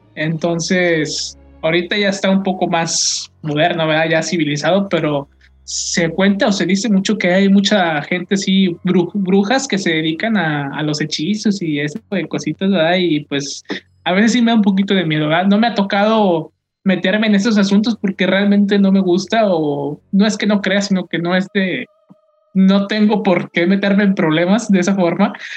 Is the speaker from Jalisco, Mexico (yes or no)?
no; Linares, Nuevo León, Mexico; mi pueblo, mi bello Linares